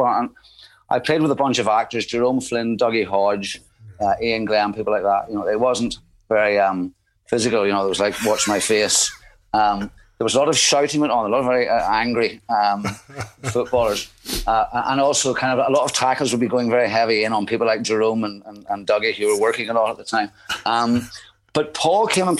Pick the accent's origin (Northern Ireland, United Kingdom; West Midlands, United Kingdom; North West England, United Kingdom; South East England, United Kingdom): Northern Ireland, United Kingdom; Coleraine; accent: Northern Irish; now in London, United Kingdom; I grew up in Coleraine